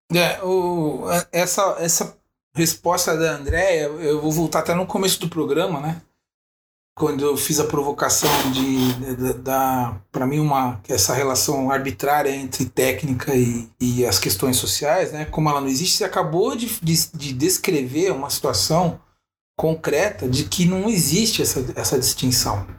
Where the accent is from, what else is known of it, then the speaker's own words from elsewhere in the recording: São Bernardo do Campo, São Paulo, Brazil; now in São Paulo, Brazil; vivi minha adolescência andando, morava em São Bernardo